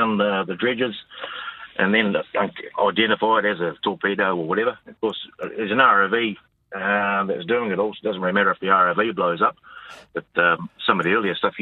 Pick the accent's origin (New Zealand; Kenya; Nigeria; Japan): New Zealand; on a dairy farm.